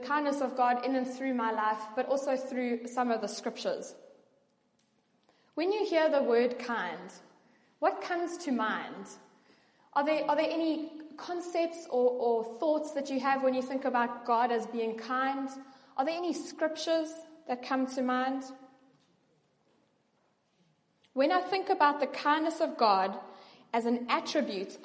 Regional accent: George, Western Cape, South Africa; I grew up in George

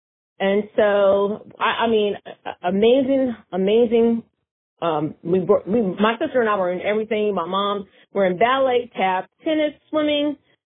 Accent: Tokyo, Japan; born there; also born or lived in Germany; I was born in Tokyo, Japan, and my dad was in the Air Force, and I was born at Tachikawa Air Base, Tokyo, Japan. And then we moved, and we were stationed in Germany, at Frankfurt, Germany, my mom and my dad.

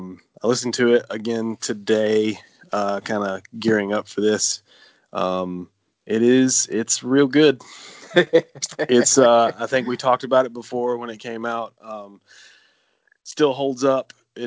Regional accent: Georgia, United States; from Georgia.

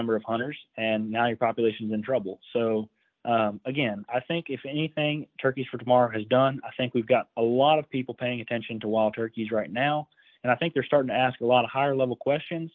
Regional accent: Iowa, United States; my home state of Iowa here

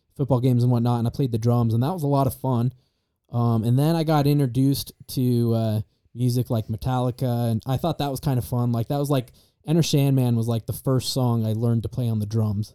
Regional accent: Star Valley, Wyoming, United States; now in Idaho, United States; I'm from Star Valley, Wyoming.

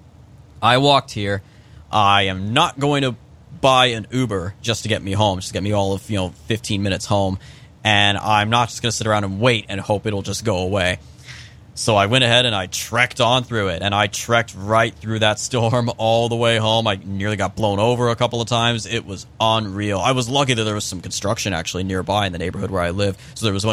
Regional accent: California, United States; moved away; I'm originally from California

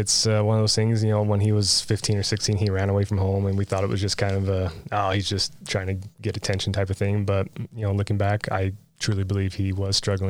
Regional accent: St. George, Utah, United States; So my dad is originally from Enterprise. My mom is from St. George, and I grew up here in St. George in Washington City. I graduated high school down here.

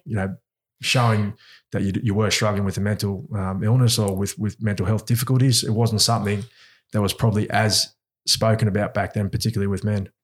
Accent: Australia; accent: Aussie; also born or lived in New Zealand; I've grown up mostly in Australia. I was, I was here when I was four, so, um, a, and you can tell by my accent, I, I've got an Aussie accent

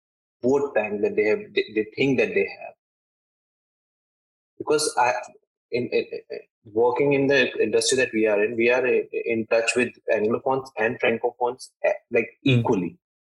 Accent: India; first language Hindi; English is a second language; Hindi, which is my yeah. native language or my mother tongue.

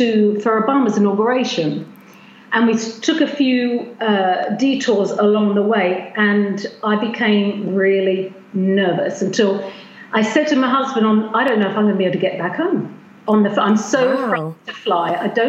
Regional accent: United States; born there; so I was born in America, and I've always traveled all my life, traveled from one state to another. We immigrated here, and I'm always going back and forth.

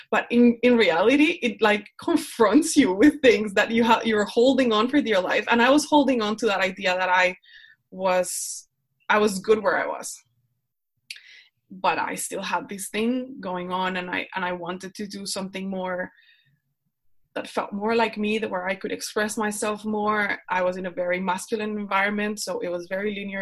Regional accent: Colombia; English is a second language; moved away as an adult; now in Netherlands; I'm from Colombia. I live in the Netherlands. I moved here because my husband is Dutch

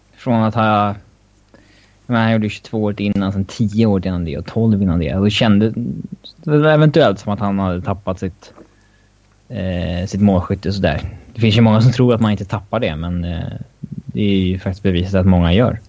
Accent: Sweden; som svensk

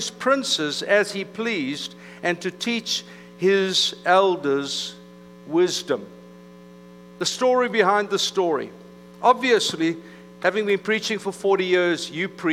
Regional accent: South Africa; moved away; I was from South Africa amongst the Afrikaans community. That's kind of Redneckville. And so I went to high school in an English-speaking community

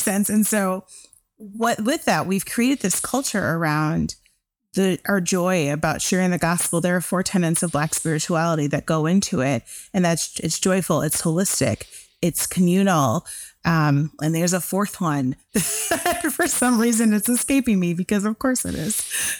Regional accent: Chicago, Illinois, United States; I'm from Chicago

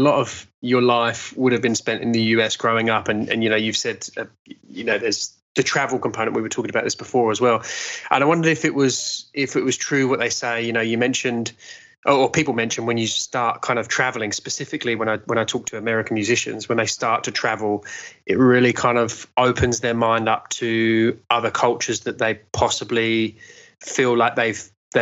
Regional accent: England, United Kingdom; now in Australia; as an Englishman living in Australia

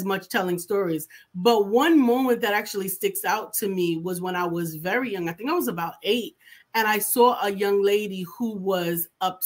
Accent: New York City, New York, United States; I'm from New York City.

